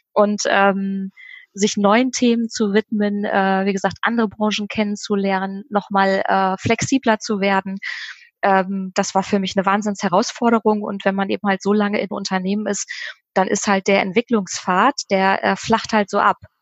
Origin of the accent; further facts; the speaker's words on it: Bremen, Germany; moved away as an adult; now in Oldenburg, Germany; tatsächlich gebürtige Bremerin, bin tatsächlich Herzensbremerin immer geblieben, obwohl ich ähm, jetzt in Oldenburg wohne